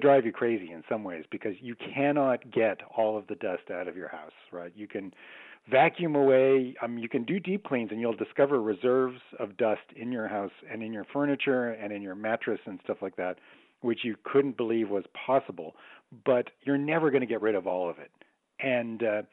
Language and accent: English; Canada; I'm Canadian